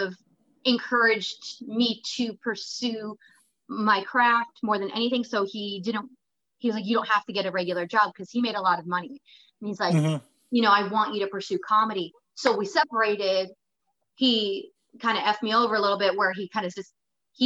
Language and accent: English; Phoenix, Arizona, United States; moved away as an adult; also born or lived in Los Angeles / San Diego / Japan; now in Stockton, United States; I'm originally from Phoenix